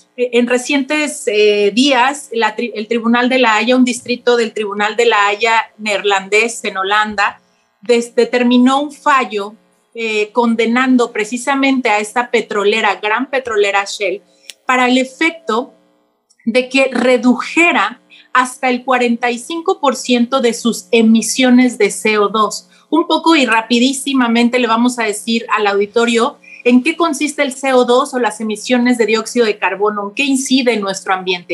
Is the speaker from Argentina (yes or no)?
no; Mexico; nosotros como Estado mexicano